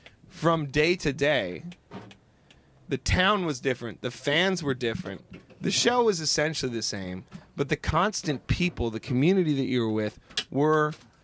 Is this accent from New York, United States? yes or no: no; Seattle, Washington, United States; we're in a band. We're from Seattle or whatever.